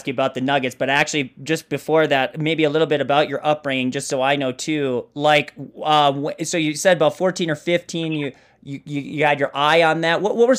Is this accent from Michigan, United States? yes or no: no; Moorhead, Minnesota, United States; I grew up in Moorhead, Minnesota, and I distinctly remember being like 11 years old.